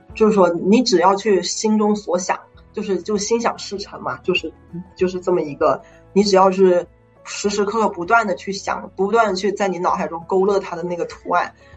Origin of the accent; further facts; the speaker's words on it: China; moved away as an adult; now in United States; 因为我是中国人